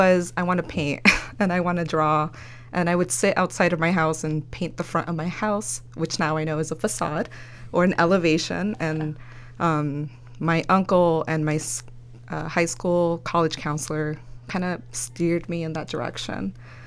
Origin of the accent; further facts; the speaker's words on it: Los Angeles, California, United States; first language Spanish; English is a second language; also born or lived in El Salvador; I am a Los Angelinos, born and raised in Northeast LA. I went to high school in Eagle Rock High.